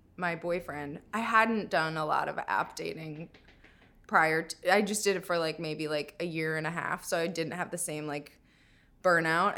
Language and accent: English; Minnesota, United States; moved away; I'm from Minnesota